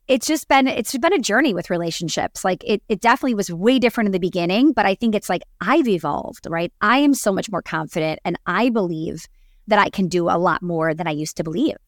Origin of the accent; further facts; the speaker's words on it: Wisconsin, United States; growing up in Wisconsin